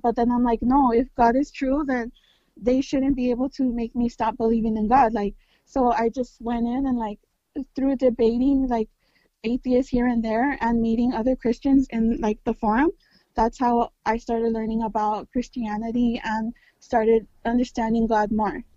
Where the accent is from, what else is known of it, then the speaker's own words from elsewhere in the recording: California, United States; I'm Mexican American. I'm born from California. I'm born in California.